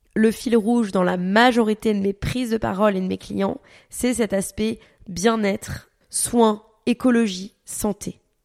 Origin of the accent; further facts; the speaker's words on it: Paris, Île-de-France, France; also born or lived in Dubai; à la base on vient de Paris